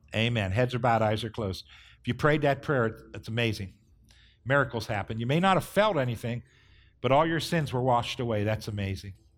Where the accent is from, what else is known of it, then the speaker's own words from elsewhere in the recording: Northeast Ohio, United States; growing up in Northeast Ohio, we understand ice